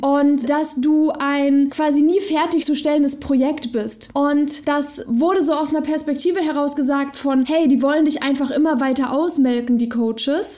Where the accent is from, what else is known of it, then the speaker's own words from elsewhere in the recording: Germany; Ich bin in Deutschland geboren, ich bin super privilegiert aufgewachsen